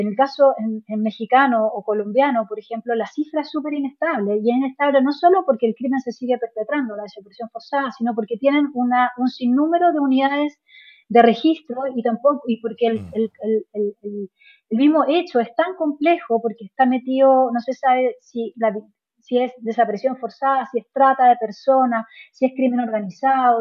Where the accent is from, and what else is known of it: Chile